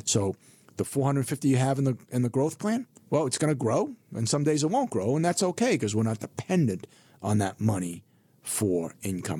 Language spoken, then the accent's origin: English; Burlington, Massachusetts, United States; also born or lived in Hong Kong; I grew up in Burlington, Massachusetts